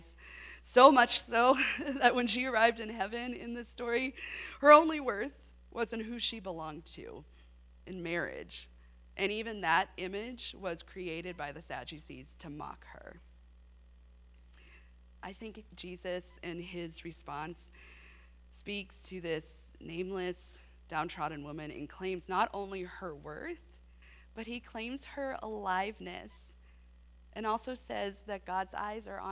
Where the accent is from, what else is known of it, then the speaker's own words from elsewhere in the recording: San Diego, California, United States; now in Abilene, United States; I grew up in San Diego